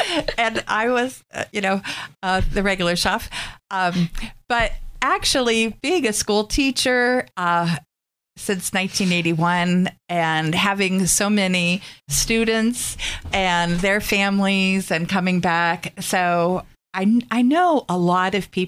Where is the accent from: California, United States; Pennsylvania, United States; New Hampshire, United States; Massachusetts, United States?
Pennsylvania, United States; Erie; I grew up on East 38th Street, the last house on 38th Street before the field and Canny Prep, and then got married, lived in my grandmother's house on 5th and Ash, and then since 1987, I've been up on the 43rd Street area